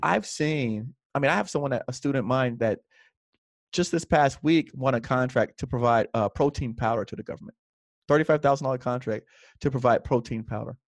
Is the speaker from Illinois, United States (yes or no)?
no; Miami, Florida, United States; when I was twelve or thirteen, my parents bought a second home, and then we moved into that second home, which was, uh, in an area called South Miami Heights